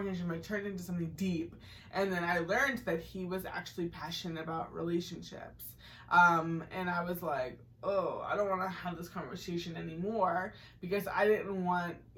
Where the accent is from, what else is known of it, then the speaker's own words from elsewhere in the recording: Massachusetts, United States; I grew up in Massachusetts